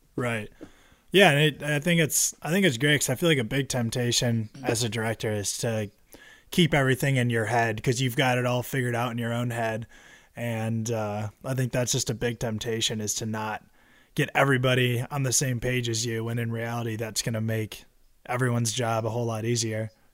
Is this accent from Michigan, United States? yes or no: yes; Michigan, United States; we're from Michigan